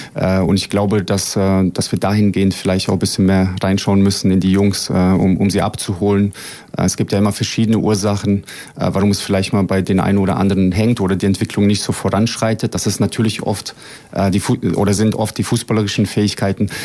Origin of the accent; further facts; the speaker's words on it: Frankfurt, Hesse, Germany; also born or lived in Bosnia and Herzegovina; now in Braunschweig, Germany; als ich nach Deutschland kam mit sieben Jahren. Ähm, habe mich dann durchaus tatsächlich auch äh, hochgespielt, sage ich mal, bis zum äh, NLZ vom FSV Frankfurt. Das ist der zweitgrößte Verein in, in Frankfurt, wo ich aufgewachsen bin